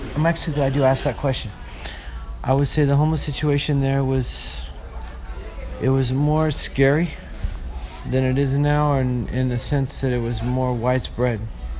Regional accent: Orange County, California, United States; moved away as an adult; also born or lived in Hollywood, Los Angeles / Miracle Mile, Los Angeles; now in Los Angeles, United States; I'm originally from Orange County, California.

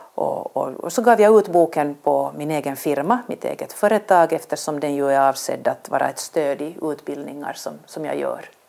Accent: Vaasa, Ostrobothnia, Finland; moved away as an adult; also born or lived in Helsinki; började på Vasabladet eh, där jag växte upp

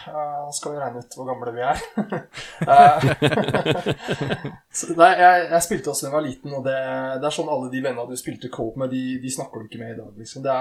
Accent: Eidsvoll, Akershus, Norway; Eidsvoll. Det er meg.

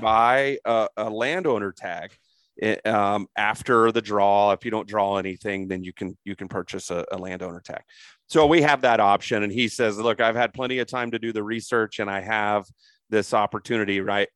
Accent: Crawfordsville, Indiana, United States; moved away; also born or lived in Darlington, Indiana; I was born and raised in Indiana as a Midwest guy.

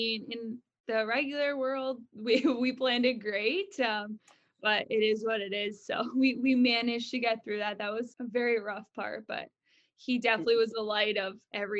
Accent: Muskoka, Ontario, Canada; now in Vancouver, Canada; where I was born and raised in Muskoka, I'm sure a lot of people, like cottage country. So we were there all year round.

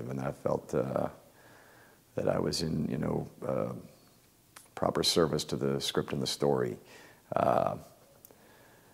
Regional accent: Midwest, United States; I was raised in the Midwest in a small town

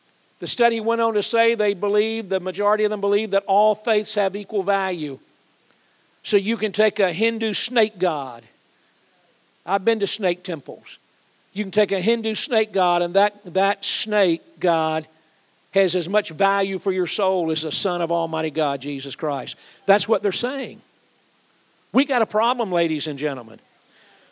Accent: Atlanta, Georgia, United States; I'm a Georgia guy. I grew up in Atlanta

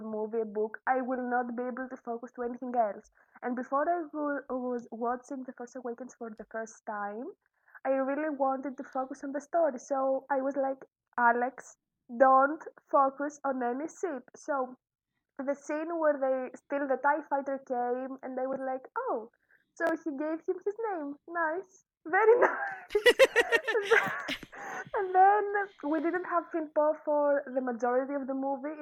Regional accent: Greece; English is a second language; I'm from Greece. I live in Greece.

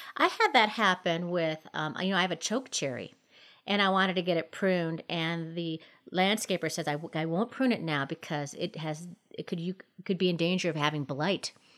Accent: Minnesota, United States; now in Colorado, United States; growing up in Minnesota, my mom had a little orange tree

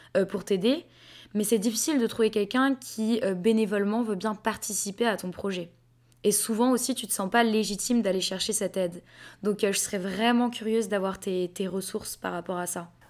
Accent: France; je suis française.

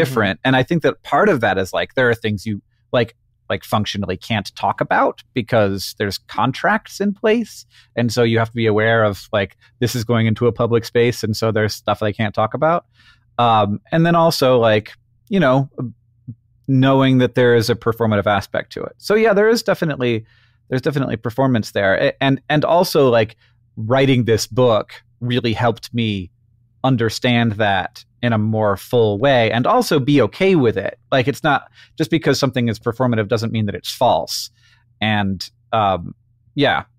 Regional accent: Orlando, Florida, United States; I grew up in Orlando, Florida

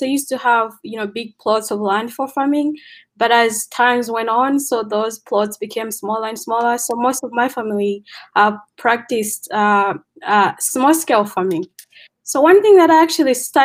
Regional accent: Malawi; moved away as an adult; now in United States; Yeah, so I am from Malawi.

